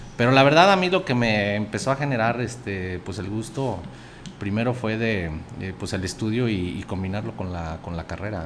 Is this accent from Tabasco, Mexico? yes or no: no; Aguascalientes, Mexico; also born or lived in Jerez, Zacatecas / Calvillo / Mexico City; a mí me registraron en, en, Jerez, Zacatecas, pero pues toda mi infancia, a los, hasta los 6 años, a los 8 años, recuerdo, fue En Calvillo